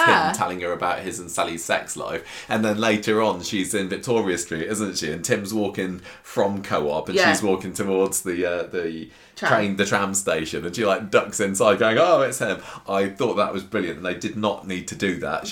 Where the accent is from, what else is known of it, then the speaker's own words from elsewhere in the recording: United Kingdom; we're British